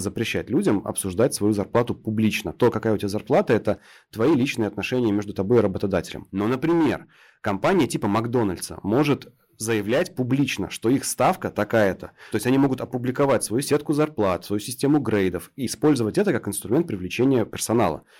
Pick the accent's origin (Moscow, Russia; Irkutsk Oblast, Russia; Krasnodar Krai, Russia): Krasnodar Krai, Russia; я вот с Кубани